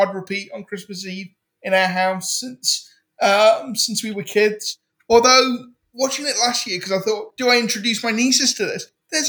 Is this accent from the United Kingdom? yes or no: yes; United Kingdom; I'm a Brit and we don't do Thanksgiving